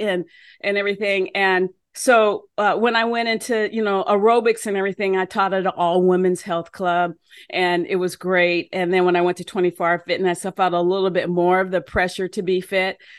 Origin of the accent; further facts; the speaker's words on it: United States; moved away as an adult; also born or lived in Oklahoma; I was from Washington.